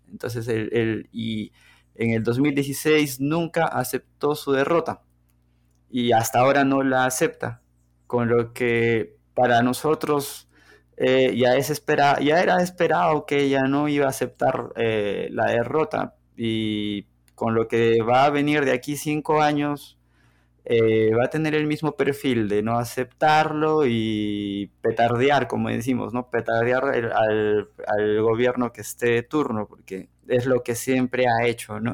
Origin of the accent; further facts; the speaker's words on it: La Oroya, Junín, Peru; moved away as an adult; now in Belo Horizonte, Brazil; Yo nací en Perú, específicamente en la ciudad de La Broya, que está en los Andes, en la región central del Perú.